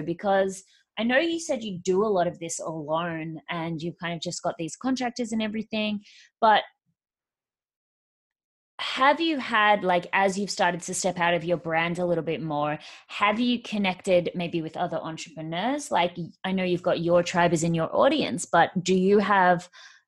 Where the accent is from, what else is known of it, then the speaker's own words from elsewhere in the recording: Perth, Western Australia, Australia; moved away; I'm from Perth originally